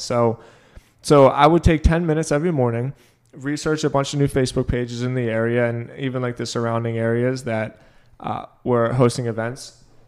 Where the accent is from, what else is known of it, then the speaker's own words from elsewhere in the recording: Boca Raton, Florida, United States; moved away; I came from Boca